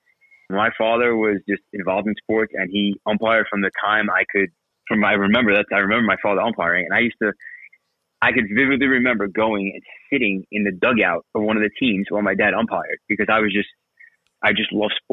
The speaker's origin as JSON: {"language": "English", "town": "New York City", "region": "New York", "country": "United States", "tie": "born or raised there", "also_born_or_lived": "Brooklyn / Staten Island", "moved": "as an adult", "lives_now": "Central Jersey, United States", "said": "I lived in Brooklyn until I was about 12. And then I moved to Staten Island, where I've spent, you know, a large portion of my life until I got married. And then now I'm in Central Jersey"}